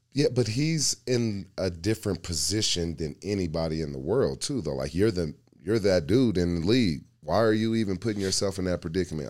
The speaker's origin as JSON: {"language": "English", "town": "Denver", "region": "Colorado", "country": "United States", "tie": "born or raised there", "said": "I grew up in Park Hill"}